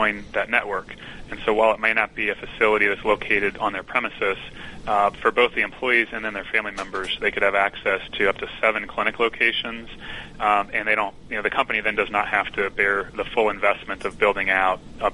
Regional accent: Midwest, United States

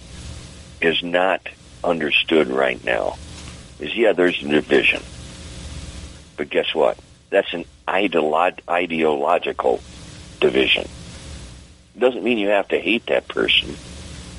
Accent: Detroit, Michigan, United States; also born or lived in Dearborn, Michigan; I grew up in Detroit

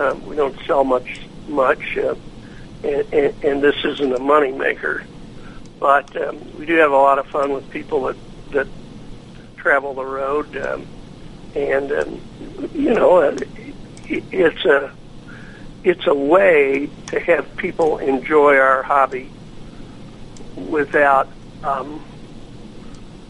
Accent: near Louisville, Kentucky, United States; moved away as an adult; also born or lived in Buffalo, New York / New York City; now in Afton, United States; I was born and raised in Kentucky, Louisville, a small town outside of Louisville

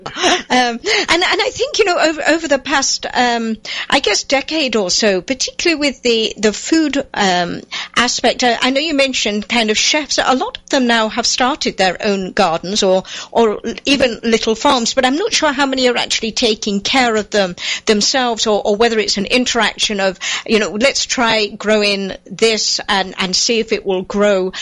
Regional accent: England, United Kingdom; now in United States; find gardens in England, um, obviously coming from there

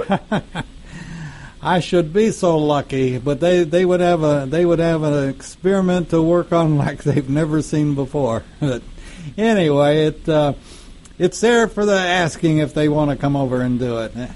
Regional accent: United States; we're American

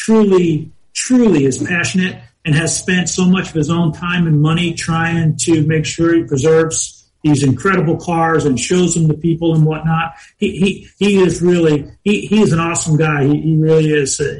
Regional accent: New Jersey, United States; moved away; growing up where I grew up in New Jersey and racing around there

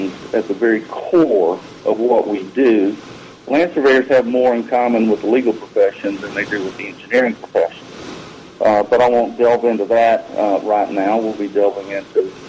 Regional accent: Alabama, United States; my home state of Alabama

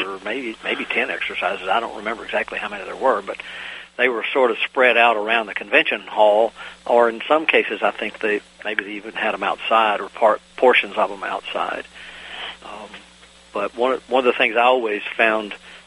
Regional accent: Virginia, United States; also born or lived in North Carolina; I grew up on the Virginia-North Carolina border

